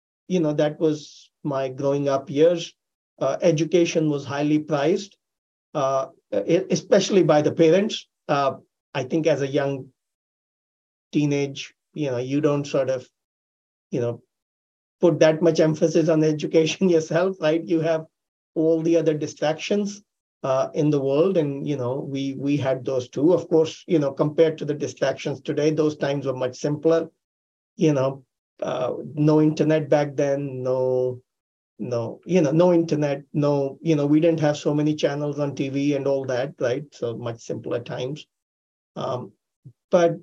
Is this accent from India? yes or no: yes; Delhi, India; moved away as an adult; I grew up in India, Delhi, which is the capital